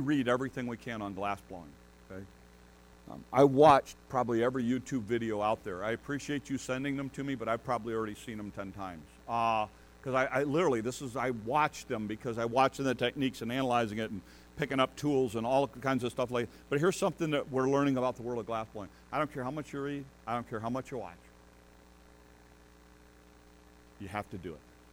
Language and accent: English; United States; us, as American